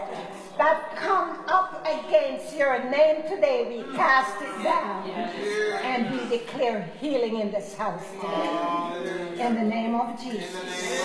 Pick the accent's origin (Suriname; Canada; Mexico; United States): Canada; Ontario; I'm from Ontario, Canada